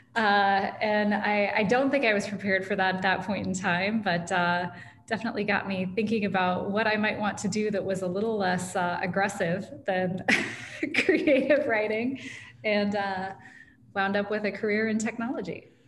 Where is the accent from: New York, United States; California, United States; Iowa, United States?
Iowa, United States; Ames; also born or lived in West Des Moines, Iowa; I'm a lifelong Iowan and I grew up in Ames